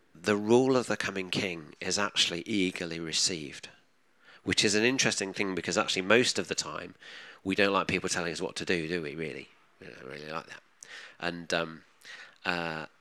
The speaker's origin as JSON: {"language": "English", "region": "England", "country": "United Kingdom", "said": "our identity as English people"}